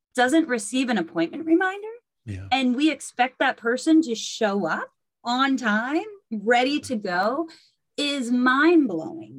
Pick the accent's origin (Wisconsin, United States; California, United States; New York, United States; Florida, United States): California, United States; Berkeley; I grew up in Berkeley, California